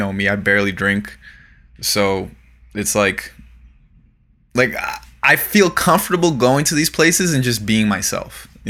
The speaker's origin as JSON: {"language": "English", "region": "South Florida", "country": "United States", "tie": "born or raised there", "said": "we grew up in South Florida"}